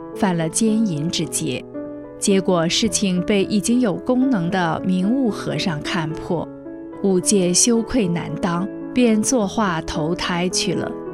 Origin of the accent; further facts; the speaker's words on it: China; 我们中国人